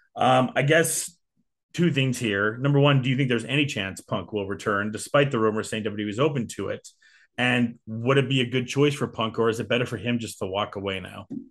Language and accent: English; England, United Kingdom; now in Canada; Being a Brit, uh, British Canadian